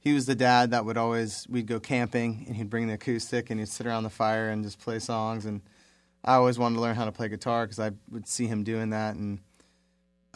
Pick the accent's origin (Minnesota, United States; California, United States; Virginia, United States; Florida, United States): Florida, United States; Miami; also born or lived in West Palm Beach, Florida; I moved up from Miami. I was living in Miami at the time with my mom